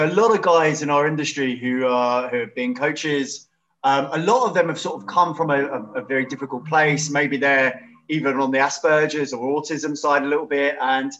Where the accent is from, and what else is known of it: London, United Kingdom